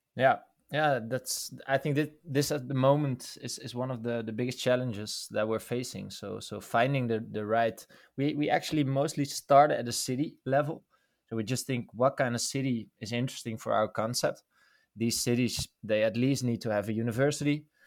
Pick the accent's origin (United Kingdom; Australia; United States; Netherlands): Netherlands; born and raised in the Netherlands.